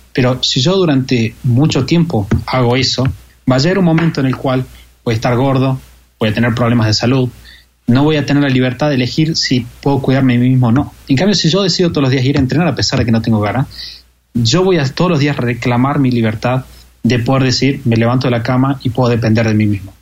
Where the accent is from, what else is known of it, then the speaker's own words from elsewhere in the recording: Argentina; como argentino